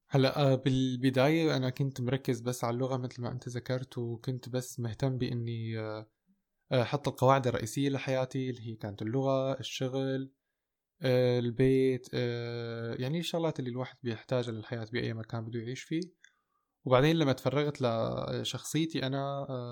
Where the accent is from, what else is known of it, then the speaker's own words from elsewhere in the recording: Damascus, Damascus Governorate, Syria; moved away as an adult; also born or lived in Golan Heights; now in Germany; كنت مولود وسكنت بالشام لحد 2014 أه، بس أنا أهلي من الجولان وموجود حاليا بألمانيا من خمس سنين